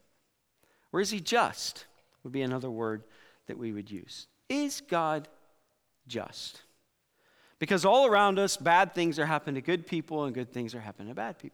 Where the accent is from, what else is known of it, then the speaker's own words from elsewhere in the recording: Iowa, United States; growing up in Iowa